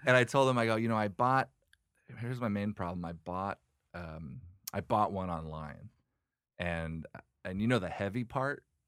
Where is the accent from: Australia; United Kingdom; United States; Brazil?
United States; Oregon; now in Los Angeles, United States; I'm from, I grew up in Oregon